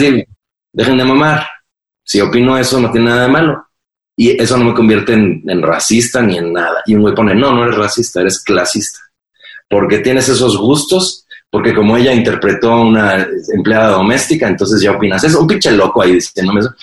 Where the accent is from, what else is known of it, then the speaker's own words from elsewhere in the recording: Mexico; soy un white sican porque soy mexicano blanco